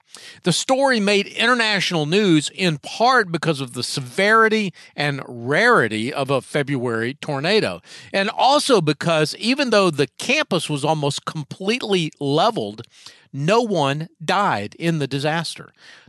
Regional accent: Memphis, Tennessee, United States; I was born in Memphis. My family is all around Jackson and Martin and Bradford, Tennessee, all that kind of, you know, west, northwest Tennessee area.

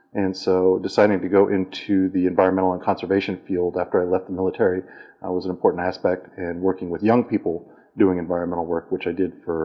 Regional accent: Umatilla Indian Reservation, Northeast Oregon, United States; also born or lived in Portland, Oregon; So I'm from Oregon originally. I was born in Portland, Oregon, but raised on the Umatilla Indian Reservation in Northeast Oregon, right along the Umatilla River, which feeds into the Big River, which is now known as the Columbia, that we know as the Necheewana.

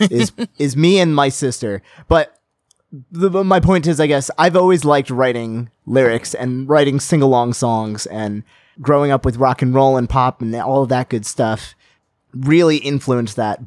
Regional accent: United States; I'm an American

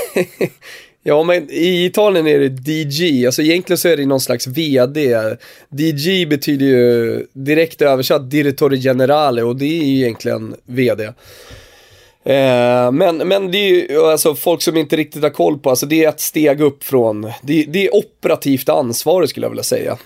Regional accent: Turkey; now in Sweden; nu kommer jag ju från Turkiet

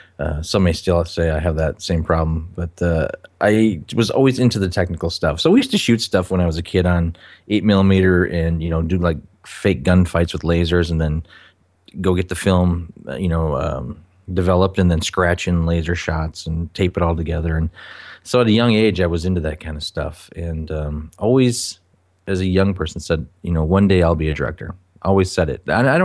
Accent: Minnesota, United States; Originally from Minnesota.

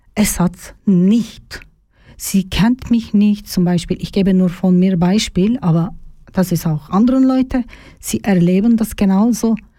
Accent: Turkey; German is a second language; moved away as an adult; now in Zofingen, Switzerland; Ich komme aus der Türkei.

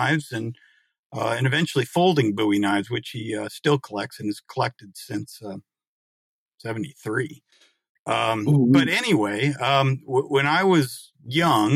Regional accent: Marion, Iowa, United States; I grew up in eastern Iowa, in Marion, Iowa, which is a little town next to Cedar Rapids

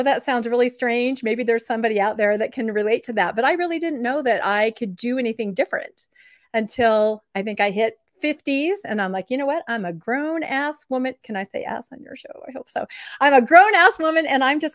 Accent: Eastern Washington, United States; I grew up in Eastern Washington

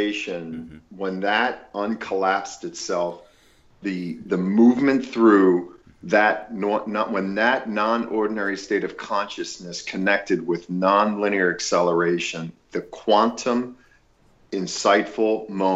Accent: Lancaster County, Pennsylvania, United States; moved away; also born or lived in Los Angeles, California; as a child growing up in Lancaster County, Pennsylvania

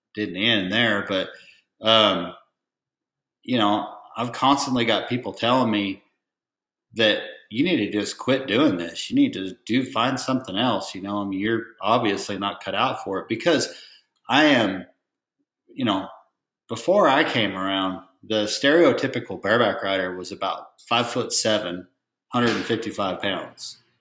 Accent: Oregon, United States; moved away as an adult; also born or lived in Portland, Oregon / Terrebonne, Oregon / Redmond, Oregon; now in Texas, United States; I was born in Portland, Oregon, and uh, both of my parents trained and showed cutting horses

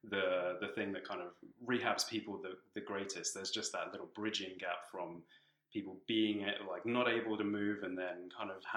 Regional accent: Tanzania; also born or lived in London, United Kingdom / South Africa / West Africa / New Zealand; now in Canada; So I was born in the UK. I was born in London, but I actually grew up in Tanzania in East Africa, um, and then I've lived in South Africa, West Africa, New Zealand, Australia.

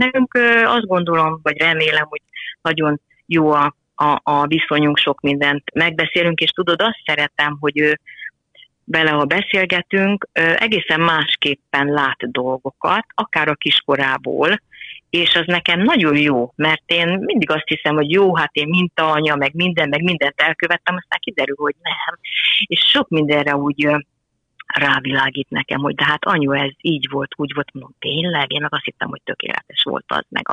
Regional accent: Nagybajom, Somogy, Hungary; now in Szentendre, Hungary; én is Somogyi vagyok, nagybajomi

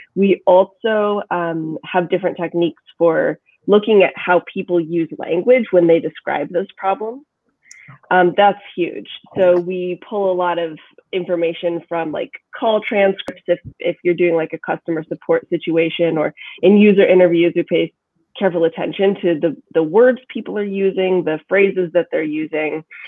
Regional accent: Kansas, United States; now in Brooklyn, United States; I'm from Kansas where people you talk and then you stop talking and then the other person starts talking. now I live in Brooklyn

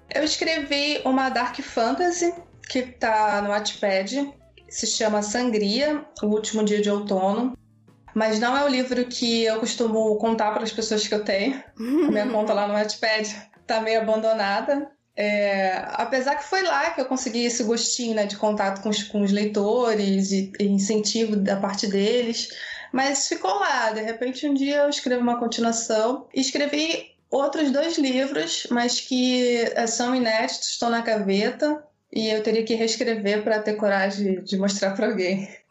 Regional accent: Maricá, Rio de Janeiro, Brazil; E eu sou do Rio de Janeiro, de Maricá, ou seja, eu moro assim no interiorzão, praia.

